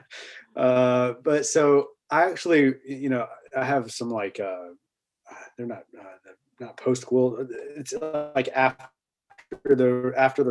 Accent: the South, United States

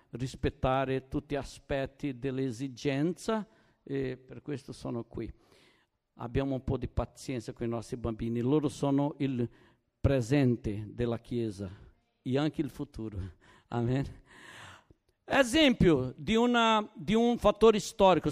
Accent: Brazil; Italian is a second language; also born or lived in Naples, Italy; now in Turin, Italy

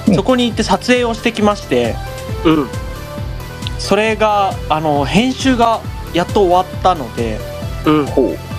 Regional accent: Higashimatsuyama, Saitama, Japan; その自分の地元、うん、はいが東松山

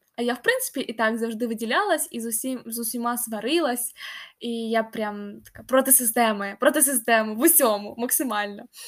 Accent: Kharkiv, Kharkiv Oblast, Ukraine; Ukrainian is a second language; also born or lived in Kyiv; я харків'янка.

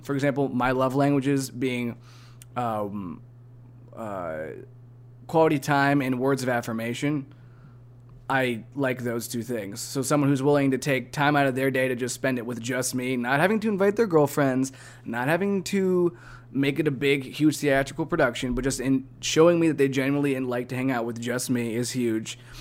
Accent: Northeast Ohio, United States; now in Tennessee, United States; growing up in Northeast Ohio, in which it's really cloudy and we don't see a whole lot of sun

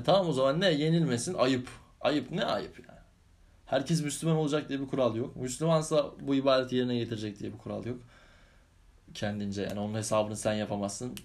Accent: Istanbul, Turkey; ben İstanbulluyum. Ha, yedi, gö- yedi göbek İstanbulluyuz.

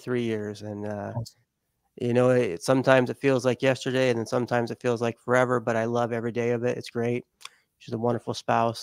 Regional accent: Las Vegas, Nevada, United States; also born or lived in Southern California; I grew up in Las Vegas for most of my life, and also a SoCal boy as well

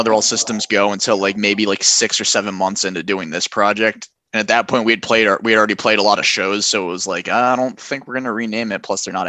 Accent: Delran, New Jersey, United States; So we're originally from Delray, New Jersey, which I know Beyond the Static is based in Philly. We're right across the bridge, like 20 minutes away from Center City.

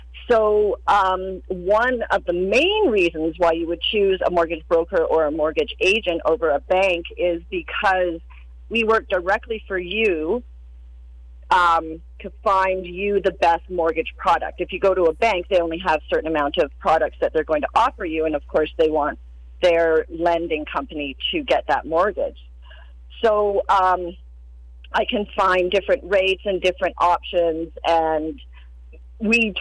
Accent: Cranbrook, British Columbia, Canada; moved away as an adult; also born or lived in West Kootenays / Niagara Falls, Ontario; now in Cranbrook, Canada; I'm originally from Cranbrook

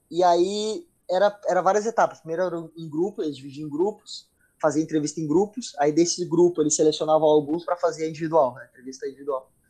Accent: Brazil; now in United States; Eu vim do Brasil, moro no, no, nos Estados Unidos, a minha família mora em Portugal, meus pais se mudaram para Portugal

